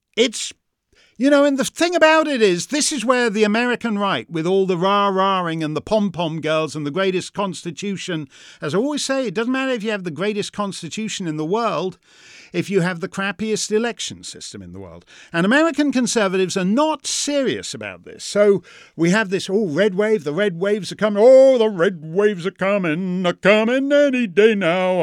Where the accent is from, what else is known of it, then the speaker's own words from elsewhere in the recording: Canada; now in United States; I'm a Canadian who's in America